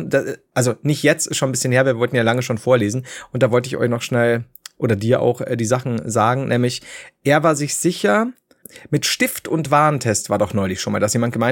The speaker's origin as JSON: {"language": "German", "town": "Nuremberg", "region": "Bavaria", "country": "Germany", "said": "Allerdings möchte ich betonen, dass ich als Nürnberger im Ernstfall natürlich Team Heider bin."}